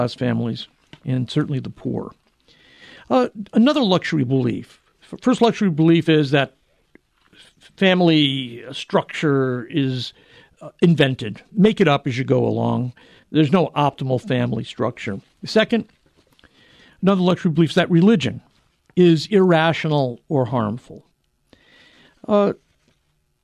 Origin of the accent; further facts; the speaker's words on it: New England, United States; I grew up in New England